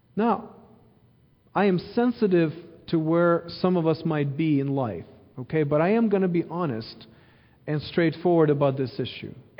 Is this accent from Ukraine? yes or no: yes; Ukraine; now in Missouri, United States; I grew up in Ukraine, born and raised there